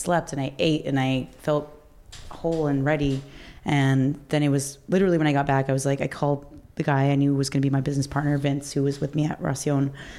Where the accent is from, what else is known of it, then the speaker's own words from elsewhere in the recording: Albuquerque, New Mexico, United States; now in Los Angeles, United States; I grew up in New Mexico